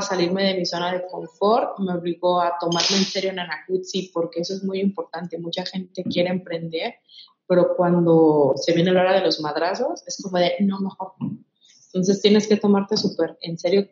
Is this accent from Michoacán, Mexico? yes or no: yes; Michoacán, Mexico; now in Jalisco, Mexico; yo soy de Michoacán